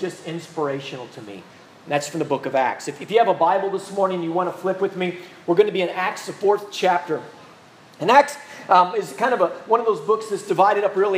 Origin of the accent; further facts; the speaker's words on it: Midwest, United States; also born or lived in Minnesota; now in Louisiana, United States; I grew up in the Midwest